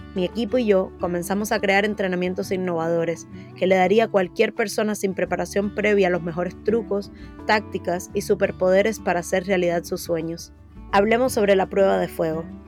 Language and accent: Spanish; Cuba; moved away as an adult; now in United States; Nací en Cuba, un país con un régimen totalitario donde el miedo a hablar o pensar en libertad es un miedo cotidiano